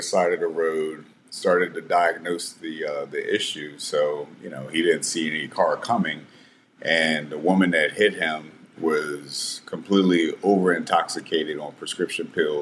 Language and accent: English; Southern Anne Arundel County, Maryland, United States; I grew up in Southern Anne Arundel County, which is a very rural area of Maryland, about 40 minutes south of Washington, D.C.